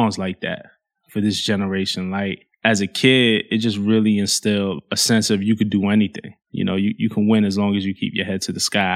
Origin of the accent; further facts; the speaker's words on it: New York City, New York, United States; growing up in Flatbush in Brooklyn, like, there was a lot of violence in my neighborhood